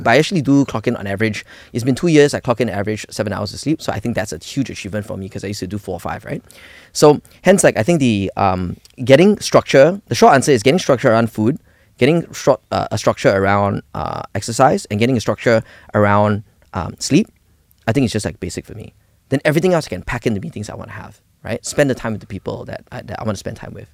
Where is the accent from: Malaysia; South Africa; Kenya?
Malaysia; we, we grew up in Malaysia